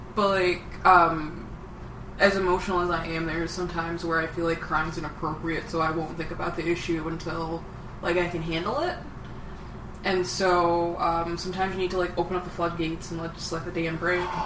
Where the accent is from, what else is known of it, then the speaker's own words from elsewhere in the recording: Detroit, Michigan, United States; also born or lived in Arizona; I'm from Detroit.